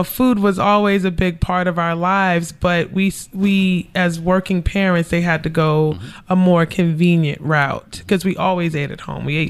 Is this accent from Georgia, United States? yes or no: yes; Savannah, Georgia, United States; also born or lived in New York City; I was born in New York City, and so was my brother. And I think after he was born, she wanted to be closer to family. So we lived in Savannah for about five, six years.